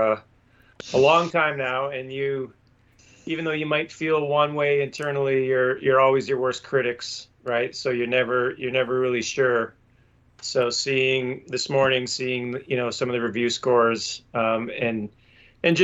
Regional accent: Canada; I'm Canadian

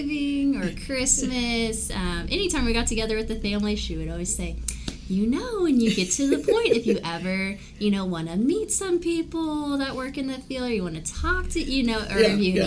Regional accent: Wichita, Kansas, United States; also born or lived in Illinois; I grew up, you know, in the Wichita area

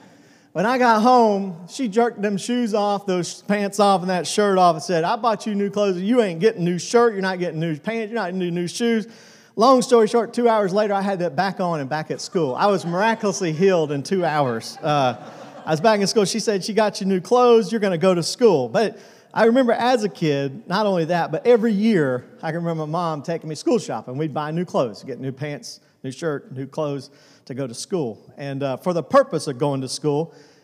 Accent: Tucson, Arizona, United States; born there; now in Benson, United States; When I was a kid, I remember I was born in Tucson, Arizona. I was talking about this morning we live in a little town called Benson, Arizona.

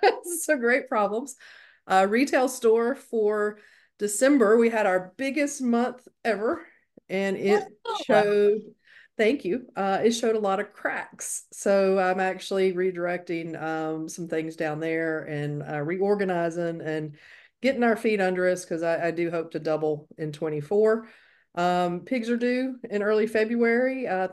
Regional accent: North Carolina, United States; moved away; I think you were back in my home state, North Carolina

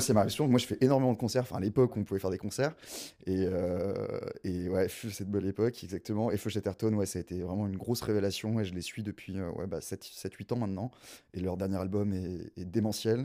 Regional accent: Gers, Occitania, France; first language French; moved away; also born or lived in South Africa; Moi, je suis pas du tout parisien. Moi, je suis un petit sudiste. Euh, je viens voilà, je viens du Gers, une petite région à côté de Toulouse.

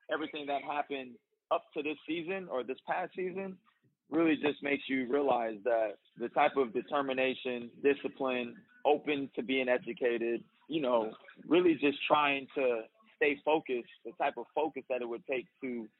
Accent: Bay Area, California, United States; I was born in the Bay Area, you know, so I got a little Bay Area swag to me

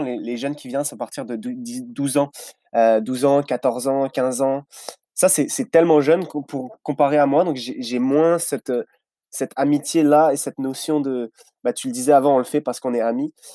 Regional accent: France; moved away as an adult; now in Vaudreuil-Dorion, Canada; je viens de France.

